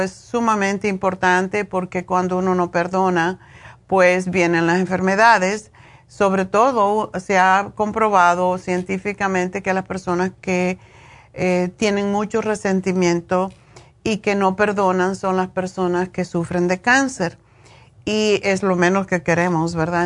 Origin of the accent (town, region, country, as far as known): Cuba; moved away